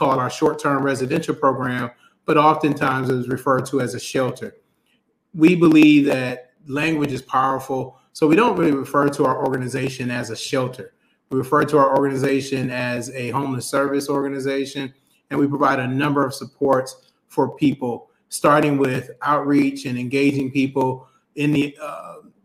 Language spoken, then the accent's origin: English; Toledo, Ohio, United States; also born or lived in Detroit, Michigan; I grew up in Toledo, Ohio, and split some time with family in Detroit